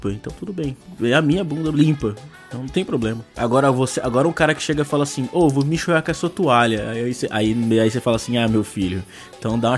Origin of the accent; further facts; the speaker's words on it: São Caetano do Sul, São Paulo, Brazil; eu tenho 26 anos e sou de São Caetano do Sul.